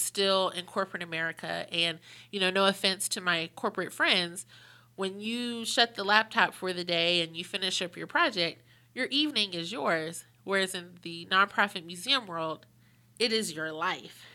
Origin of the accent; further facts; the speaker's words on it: Pittsburgh, Pennsylvania, United States; moved away as an adult; also born or lived in Washington, D.C.; now in Charlotte, United States; I'm originally from Pittsburgh, went to D C for college